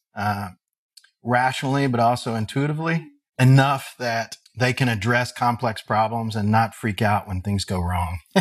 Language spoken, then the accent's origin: English; Henderson, Kentucky, United States; I grew up in Henderson, Kentucky, which is only about an hour and a half, maybe two hours from Columbus.